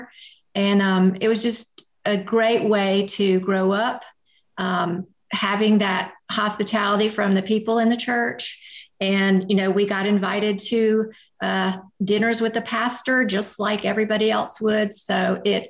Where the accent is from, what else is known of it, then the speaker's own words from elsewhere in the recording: Atlanta, Georgia, United States; I grew up in Atlanta